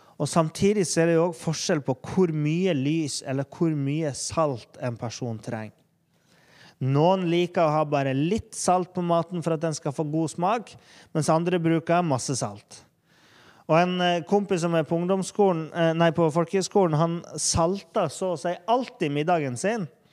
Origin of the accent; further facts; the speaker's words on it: Norway; der vi er i Norge